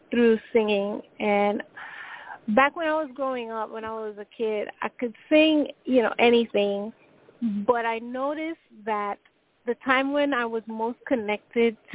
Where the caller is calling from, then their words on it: New York, United States; I'm calling from New York.